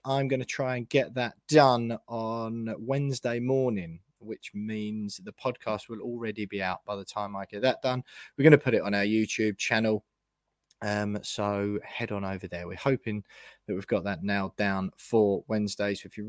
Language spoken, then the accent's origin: English; Essex, East of England, United Kingdom; moved away as an adult; now in London, United Kingdom; Growing up in Essex and now living in London